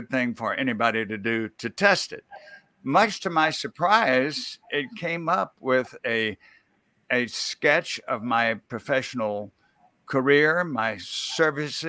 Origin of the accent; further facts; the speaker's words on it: Mississippi, United States; where I grew up in Mississippi